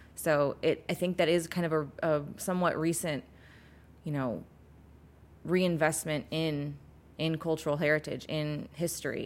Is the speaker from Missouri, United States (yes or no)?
yes; St. Louis, Missouri, United States; I'm from Saint Louis.